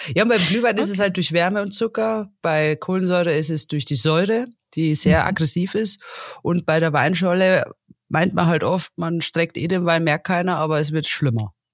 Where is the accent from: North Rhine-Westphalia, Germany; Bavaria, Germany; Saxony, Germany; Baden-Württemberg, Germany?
Bavaria, Germany; near Salzburg; bei uns in der Region, da speziell wo ich herkomme, wir sind ja kurz vor Salzburg